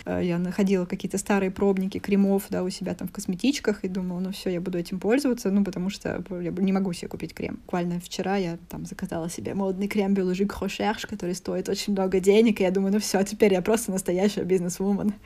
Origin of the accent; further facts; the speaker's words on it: Voronezh, Voronezh Oblast, Russia; moved away as an adult; now in Paris, France; из Воронежа, мне 28 лет